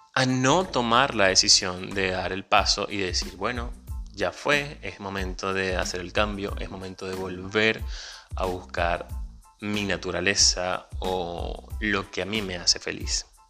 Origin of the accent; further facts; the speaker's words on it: Venezuela; moved away; Soy venezolano, inmigrante